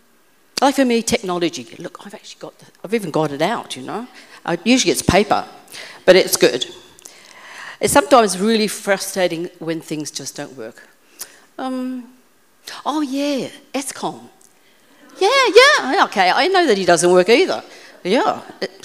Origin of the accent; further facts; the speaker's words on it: Australia; moved away as an adult; I'm the Aussie